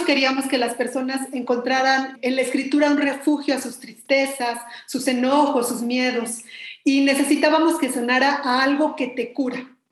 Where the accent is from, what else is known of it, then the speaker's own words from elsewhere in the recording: Mexico City, Mexico; pues yo también soy mexicana de la Ciudad de México